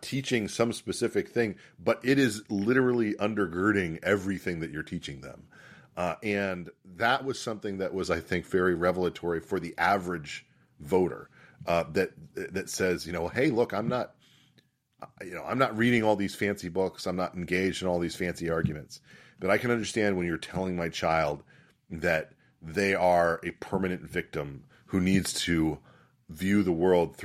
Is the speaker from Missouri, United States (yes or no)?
no; Virginia, United States; my home state of Virginia